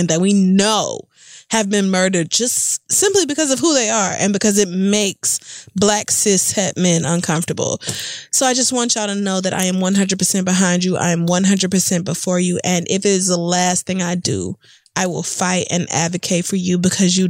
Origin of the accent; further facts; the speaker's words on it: the Bible Belt, United States; I grew up in the Bible Belt